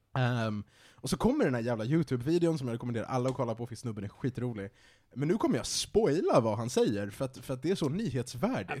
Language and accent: Swedish; Sweden; som svensk